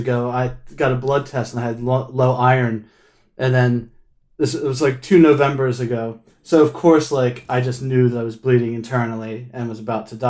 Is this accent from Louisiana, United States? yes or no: no; Philadelphia, Pennsylvania, United States; moved away as an adult; now in Manchester, United Kingdom; I'm from Philadelphia, New Jersey area